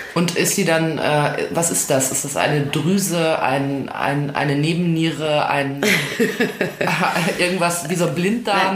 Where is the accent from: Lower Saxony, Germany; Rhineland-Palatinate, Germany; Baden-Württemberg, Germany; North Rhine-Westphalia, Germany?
North Rhine-Westphalia, Germany; Ruhr area; Ich komme ja aus dem Ruhrgebiet